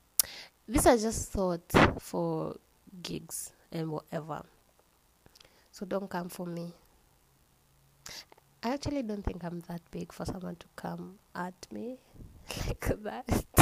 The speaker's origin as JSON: {"language": "English", "country": "Kenya"}